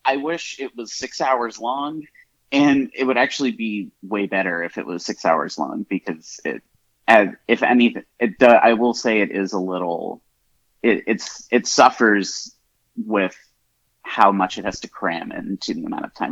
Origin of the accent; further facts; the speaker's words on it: Southern United States, Southeast, United States; as a Southerner, and especially as someone who's from the same town as Danny McBride